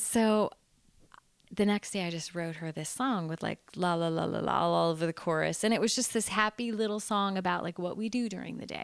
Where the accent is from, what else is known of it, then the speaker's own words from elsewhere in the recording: San Diego, California, United States; I grew up in San Diego, California.